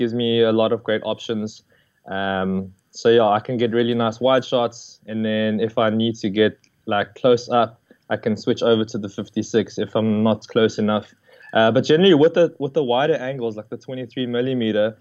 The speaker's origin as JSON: {"language": "English", "town": "Johannesburg", "region": "Gauteng", "country": "South Africa", "tie": "born or raised there", "moved": "as an adult", "lives_now": "Cape Town, South Africa", "said": "So I'm originally from Joburg. I lived there my whole life and I was born there."}